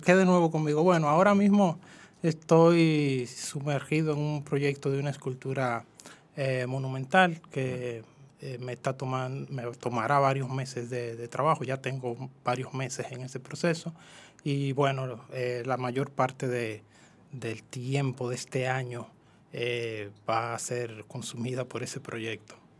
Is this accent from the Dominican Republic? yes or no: yes; Jamey, San Cristóbal, Dominican Republic; En San Cristóbal específicamente soy de Jamey, San Cristóbal, es un campo.